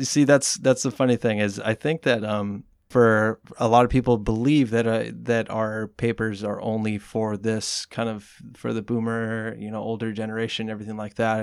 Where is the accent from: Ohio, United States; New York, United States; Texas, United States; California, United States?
California, United States; Watsonville; also born or lived in Mexico; my family decided to stay here when I was about nine years old. And, uh, Wattsmo is really the only thing that I've known. That's why I consider it my hometown